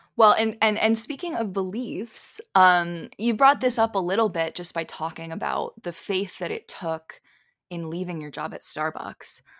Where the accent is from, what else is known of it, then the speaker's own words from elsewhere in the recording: Philadelphia, Pennsylvania, United States; moved away; I grew up in Philly